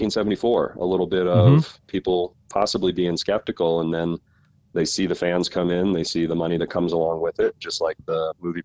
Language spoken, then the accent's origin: English; East Coast, United States; moved away as an adult; also born or lived in Colorado; now in Martha's Vineyard, United States; moved up to Martha's Vineyard through a friend from the University of Colorado, believe it or not. I was from the East Coast, went to school out in Colorado.